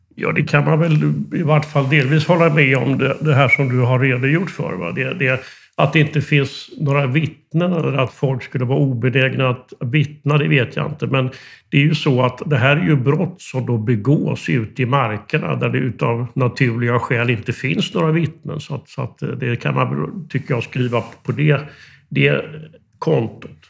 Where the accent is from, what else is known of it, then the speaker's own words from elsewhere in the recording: Västervik, Kalmar County, Sweden; jag är eh, fiskarpojk från Västerviks skärgård